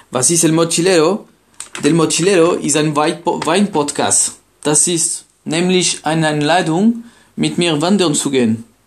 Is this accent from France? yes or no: yes; France; German is a second language; now in Germany; Ich bin in Frankreich geboren